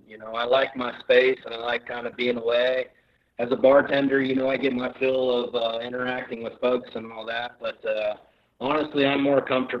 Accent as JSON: {"language": "English", "region": "Ohio", "country": "United States", "said": "we come from Ohio riding boilerplate, and you get out here to the west"}